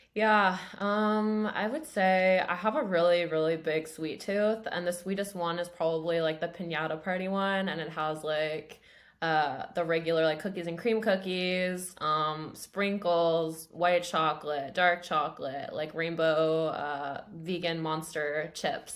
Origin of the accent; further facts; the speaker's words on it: Grimsby, Ontario, Canada; so I grew up in Grimsby, which is a town of twenty-five thousand people, I think, uh, kind of near Niagara.